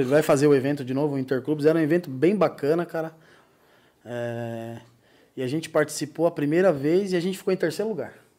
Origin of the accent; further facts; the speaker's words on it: Guarulhos, São Paulo, Brazil; moved away as an adult; now in Joinville, Brazil; nasci em São Paulo, em Guarulhos